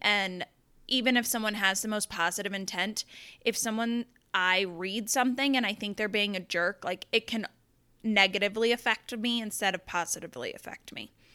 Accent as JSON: {"language": "English", "region": "Southeastern Colorado", "country": "United States", "tie": "born or raised there", "lives_now": "Denver, United States", "said": "I'm originally from Southeastern Colorado. I grew up on a farm and a ranch."}